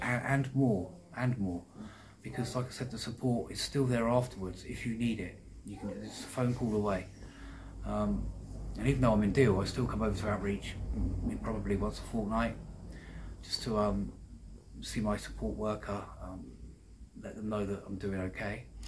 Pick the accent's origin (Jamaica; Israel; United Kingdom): United Kingdom; Deal, South East England; Deal, which is my hometown.